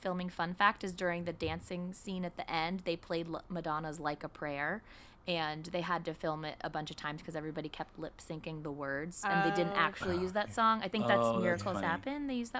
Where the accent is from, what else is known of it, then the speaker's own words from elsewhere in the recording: San Francisco, California, United States; as someone who was born and raised in San Francisco